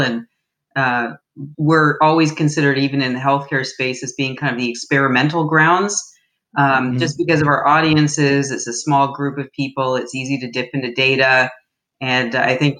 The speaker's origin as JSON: {"language": "English", "country": "Canada", "said": "I'm from Canada"}